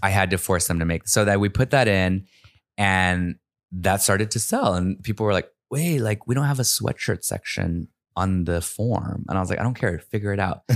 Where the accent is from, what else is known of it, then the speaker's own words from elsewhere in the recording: United States; growing up in America as an immigrant